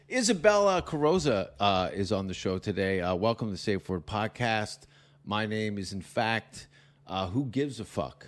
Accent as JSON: {"language": "English", "town": "Hamilton", "region": "Ontario", "country": "Canada", "tie": "born or raised there", "also_born_or_lived": "Stoney Creek", "said": "I grew up in Hamilton"}